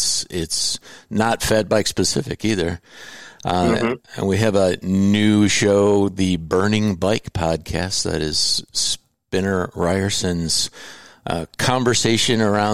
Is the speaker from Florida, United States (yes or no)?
no; Indiana, United States; born there; I was born in Indiana as well